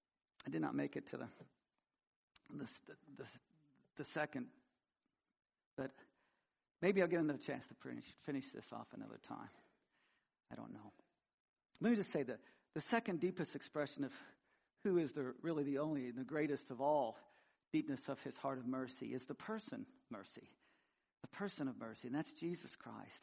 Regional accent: Missouri, United States; I grew up in Missouri and hillbilly redneck

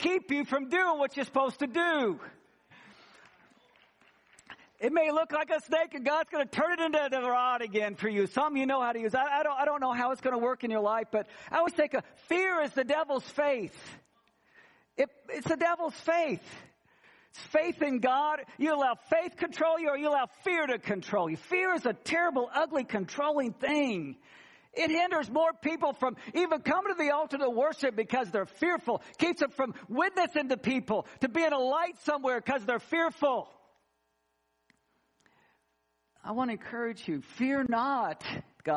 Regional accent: Missouri, United States; moved away; I grew up in Missouri and we don't have alligators there

